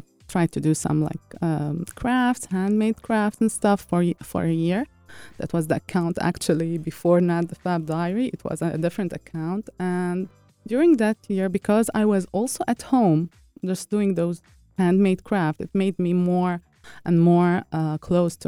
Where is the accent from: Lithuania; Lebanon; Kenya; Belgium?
Lebanon; moved away; my home country, Lebanon